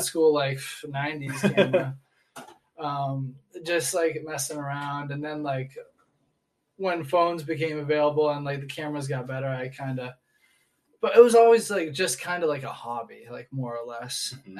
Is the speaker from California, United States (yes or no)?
no; Portland, Maine, United States; moved away as an adult; also born or lived in New Hampshire; now in Texas, United States; I was born in Portland, Maine. Okay. So right up there by Canada.